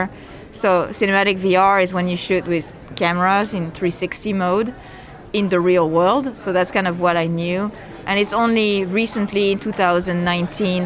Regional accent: France; moved away as an adult; now in Los Angeles, United States; I'm originally from France

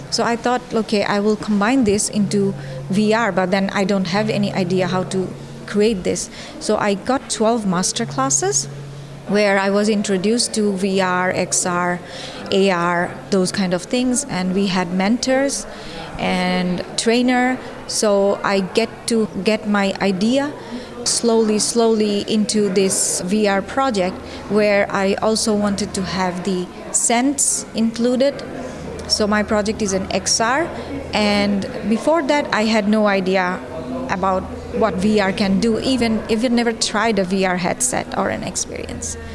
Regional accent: Bangladesh; also born or lived in Netherlands; I am from Bangladesh and the Netherlands, and I am a fine artist.

